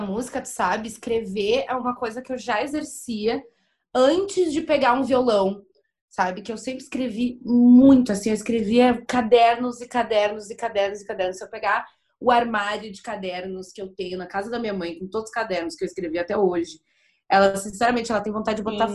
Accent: Porto Alegre, Rio Grande do Sul, Brazil; also born or lived in Torres, Rio Grande do Sul; eu nasci em Porto Alegre. Aí, com quatorze anos, eu me mudei pra Torres, que é uma praia do litoral norte do Rio Grande do Sul

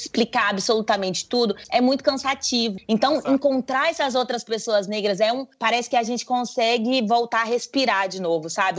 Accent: Brazil; sou brasileira

